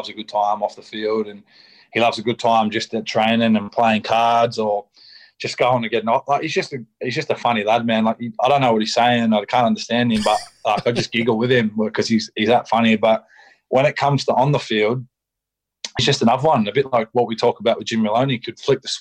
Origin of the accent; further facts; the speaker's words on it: Shellharbour, New South Wales, Australia; moved away; I'm from Release, from Shell Harbour, so we're from 5 minutes away